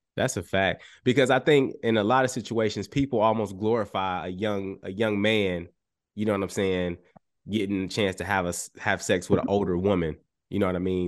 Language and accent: English; Chicago, Illinois, United States; I grew up in Chicago